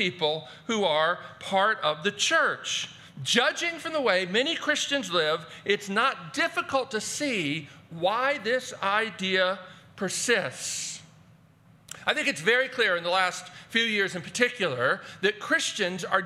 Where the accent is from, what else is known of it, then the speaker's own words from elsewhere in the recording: Baltimore, Maryland, United States; I grew up in Baltimore, Maryland